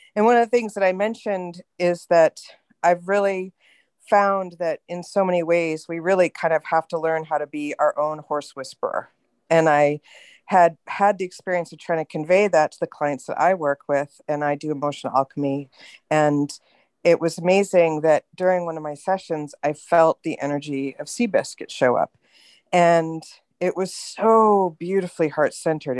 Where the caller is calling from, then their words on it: California, United States; I'm calling from California.